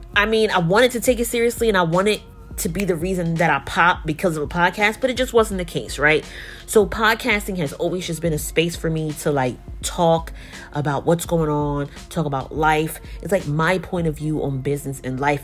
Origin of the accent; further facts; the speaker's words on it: Newark, New Jersey, United States; I'm a creative entrepreneur based out of Jersey, uh, born and raised in Newark.